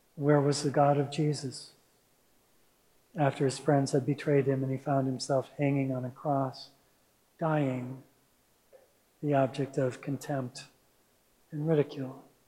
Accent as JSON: {"language": "English", "town": "Minneapolis", "region": "Minnesota", "country": "United States", "tie": "born or raised there", "also_born_or_lived": "Santa Rosa, California", "moved": "yes", "lives_now": "Mill Valley, United States", "said": "I grew up in Minneapolis, Minnesota"}